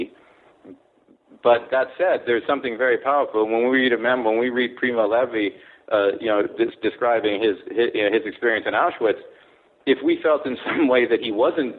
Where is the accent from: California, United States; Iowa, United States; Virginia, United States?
California, United States; moved away as an adult; also born or lived in Kobe, Japan / Tokyo, Japan; I was born in Japan, grew up in California, went to Palisades High School, came back east to go to college at Sarah Lawrence College.